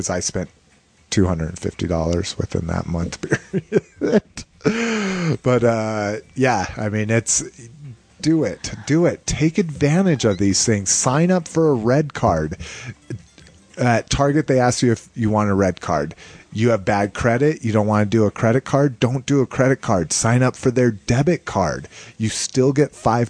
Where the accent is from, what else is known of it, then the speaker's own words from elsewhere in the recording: Albuquerque, New Mexico, United States; in my hometown of Albuquerque, New Mexico